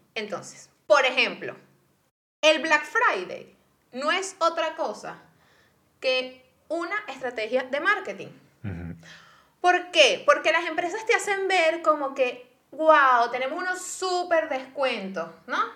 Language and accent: Spanish; Venezuela; moved away; yo como venezolana